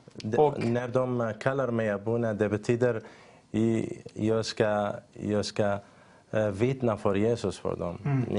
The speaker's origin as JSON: {"language": "Swedish", "region": "northern Syria", "country": "Syria", "tie": "born or raised there", "also_born_or_lived": "Turkey / Greece", "second_language": "Swedish", "moved": "as an adult", "lives_now": "Sweden", "said": "jag kommer från Syrien. Jag föddes eh, i norra Syrien"}